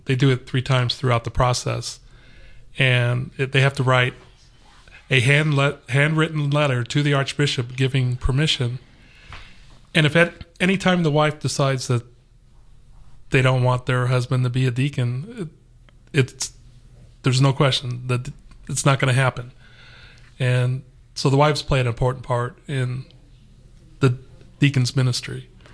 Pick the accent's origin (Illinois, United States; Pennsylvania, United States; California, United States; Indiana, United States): California, United States; Los Angeles; moved away as an adult; also born or lived in Texas; now in Atlanta, United States; I'm originally from Los Angeles, and we had moved from Los Angeles basically mm. uh, through Texas to here